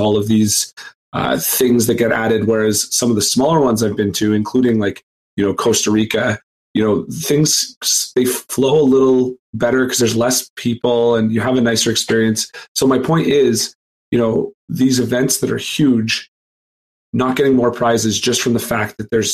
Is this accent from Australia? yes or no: no; Canada; Being a Canadian